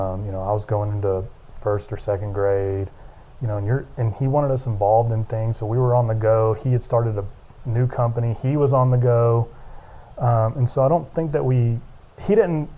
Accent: Lubbock, Texas, United States; also born or lived in Dallas, Texas; born and raised in Lubbock, Texas, went to Texas Tech University

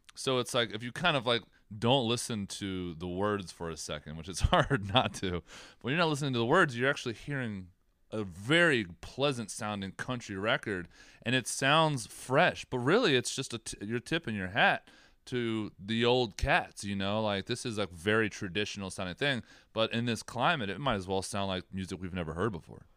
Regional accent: Southern Maryland, United States; We're from Southern Maryland.

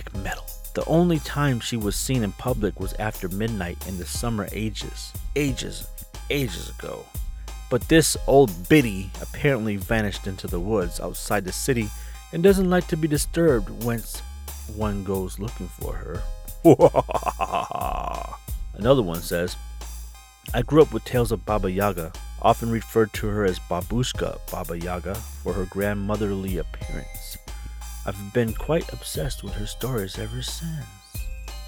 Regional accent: Wisconsin, United States; moved away; when I used to live in Wisconsin, little town Wisconsin

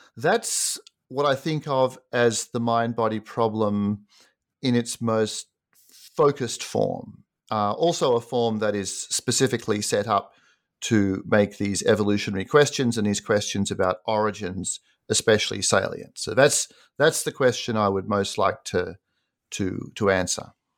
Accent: Sydney, New South Wales, Australia; moved away as an adult; also born or lived in United States; I grew up in Sydney, Australia, and did an undergraduate degree there

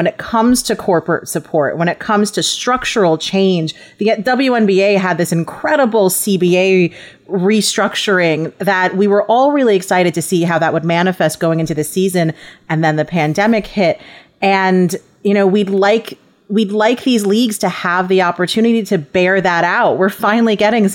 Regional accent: New York, United States; moved away; also born or lived in Los Angeles; I'm from New York. I was living in Los Angeles

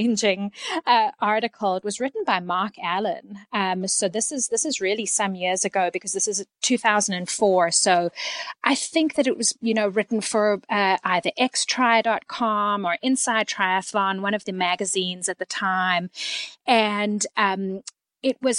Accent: Canada; moved away as an adult; also born or lived in South Africa; now in Texas, United States; I was born in South Africa and my family moved to Canada in 1988, where I completed most of my education

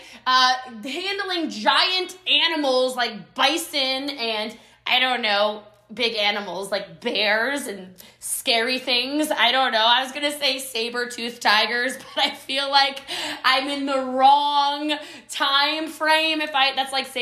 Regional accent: United States; I am American

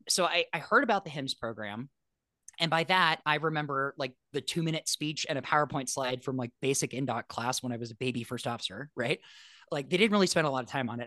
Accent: Los Angeles, California, United States; I grew up in Los Angeles

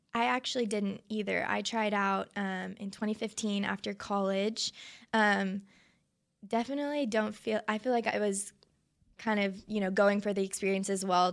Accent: Flower Mound, Texas, United States; also born or lived in Arlington, Texas; I grew up in Arlington until third grade and then moved to Flower Mound

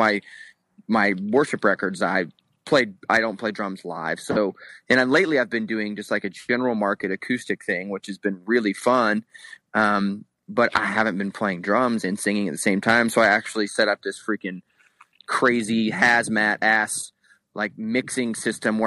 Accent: Florida, United States; moved away as an adult; now in Salt Lake City, United States; growing up in where we grew up in Florida, Steven and I grew up in the same area

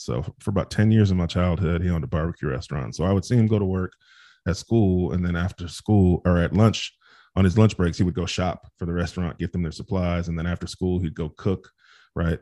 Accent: Bakersfield, California, United States; I grew up in Bakersfield, California

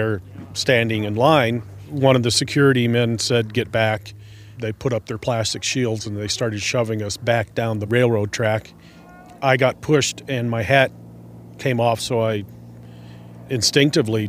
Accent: Santa Fe, New Mexico, United States; I'm from Santa Fe, New Mexico.

